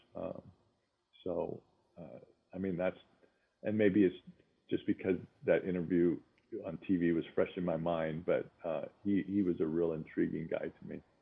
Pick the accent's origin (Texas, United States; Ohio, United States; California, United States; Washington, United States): Washington, United States; Spokane; we grew up in Spokane with a big backyard